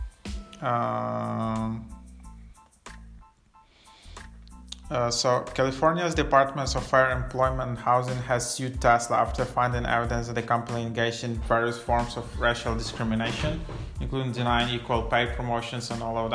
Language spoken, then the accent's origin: English; Ukraine; moved away; I'm originally from Ukraine